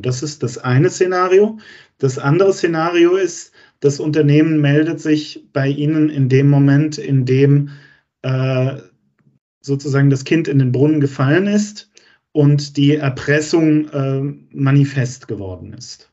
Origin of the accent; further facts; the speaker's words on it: Germany; wir als Deutsche